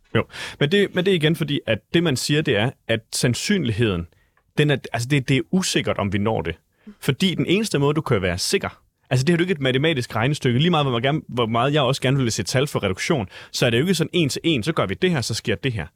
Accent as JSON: {"language": "Danish", "town": "Vejle", "region": "Southern Denmark", "country": "Denmark", "tie": "born or raised there", "moved": "yes", "said": "jeg var selv fra Vejle"}